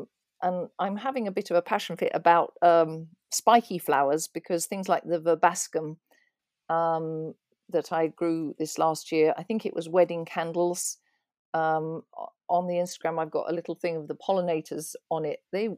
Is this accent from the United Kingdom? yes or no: yes; England, United Kingdom; There are always, because I come from England, there's always I have various English gardening magazines